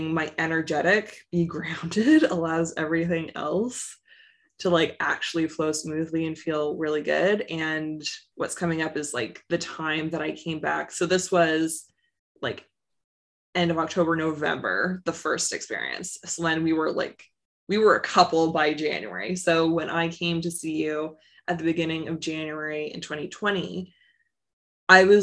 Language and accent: English; Canada; I'm Canadian